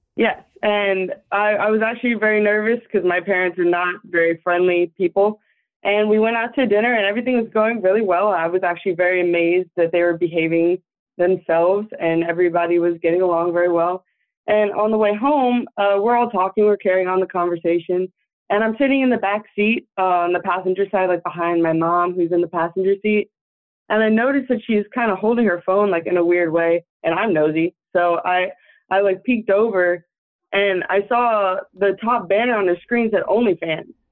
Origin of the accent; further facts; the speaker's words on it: Austin, Texas, United States; I'm from Texas, Austin, Texas